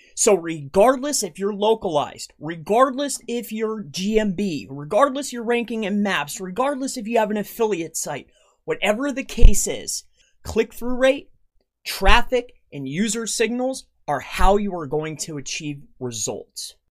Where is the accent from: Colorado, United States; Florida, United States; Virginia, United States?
Florida, United States; Fort Myers; now in Tamaqua, United States; I'm from Fort Myers, Florida